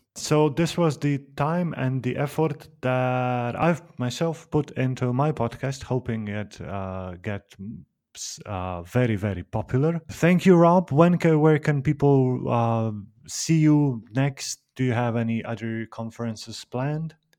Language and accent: English; Slovenia; I'm from Slovenia